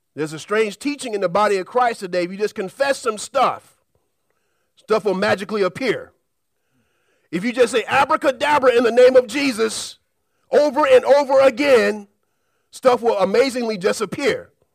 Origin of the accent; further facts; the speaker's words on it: Birmingham, Alabama, United States; As a kid, I grew up in Alabama, Birmingham, and we're known as a part of Tornado Alley